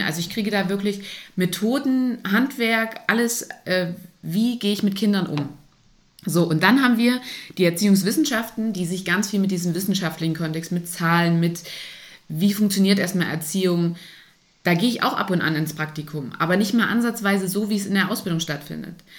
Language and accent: German; Saxony-Anhalt, Germany; moved away; also born or lived in Thuringia; hier Thüringen, ich komme aus Sachsen-Anhalt